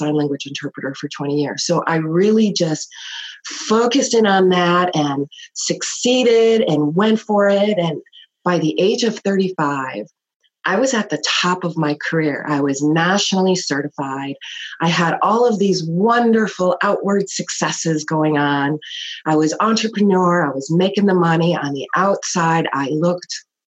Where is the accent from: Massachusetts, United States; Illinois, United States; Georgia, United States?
Illinois, United States; Chicago; I grew up in Chicago